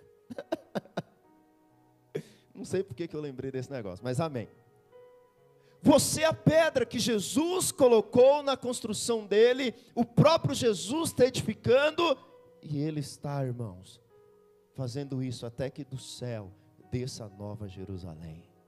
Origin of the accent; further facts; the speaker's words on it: Bahia, Brazil; Eu sou baiano também